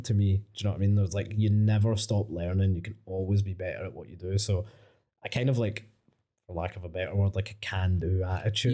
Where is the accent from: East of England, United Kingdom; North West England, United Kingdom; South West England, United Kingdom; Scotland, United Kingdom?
Scotland, United Kingdom; Coatbridge; I grew up in Cote Bridge, fucking mental place